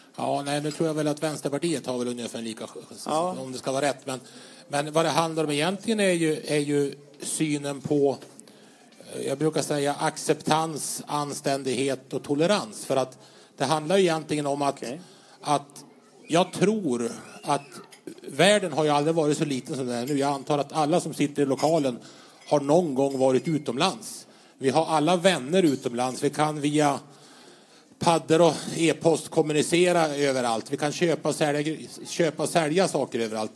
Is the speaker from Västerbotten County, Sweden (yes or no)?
yes; Vännäs, Västerbotten County, Sweden; har ju ett förflutet i kyrkans ungdom hemma i Vännäs